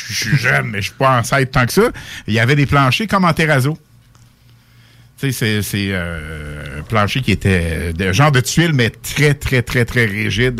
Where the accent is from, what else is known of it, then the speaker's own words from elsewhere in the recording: Quebec City, Quebec, Canada; also born or lived in Sainte-Foy / Victoriaville; je venais de Québec